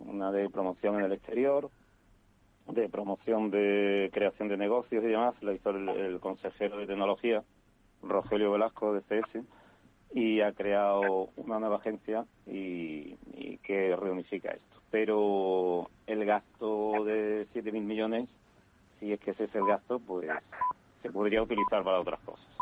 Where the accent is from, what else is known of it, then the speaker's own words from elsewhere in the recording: Seville, Andalusia, Spain; yo tengo que decir como sevillano